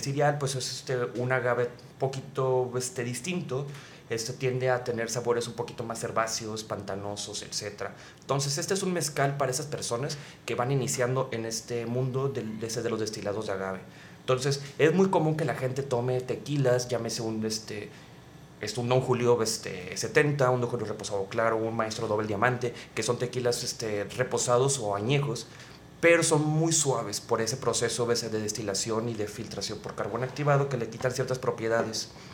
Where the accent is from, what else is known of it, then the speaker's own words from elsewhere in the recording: Monterrey, Nuevo León, Mexico; also born or lived in Mexico City; como la mayoría de los regios